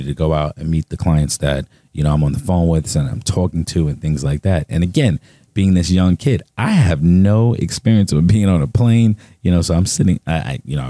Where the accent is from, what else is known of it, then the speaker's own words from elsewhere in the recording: New York City, New York, United States; also born or lived in Charleston, South Carolina; I was born in Charleston, South Carolina, but then I was raised in Brooklyn, New York, in Marcy Projects